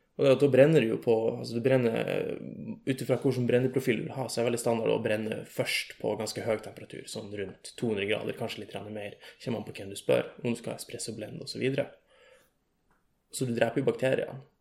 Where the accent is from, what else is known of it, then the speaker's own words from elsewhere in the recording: Lavangen, Troms, Norway; now in Tromsø, Norway; jeg kommer fra ei lita bygd som heter Lavangen